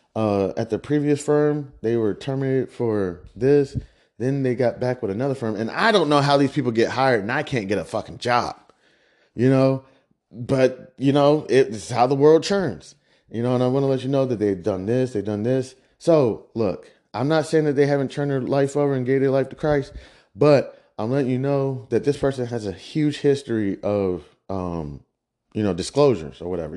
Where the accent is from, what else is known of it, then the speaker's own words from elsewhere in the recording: Midwest, United States; I'm from the Midwest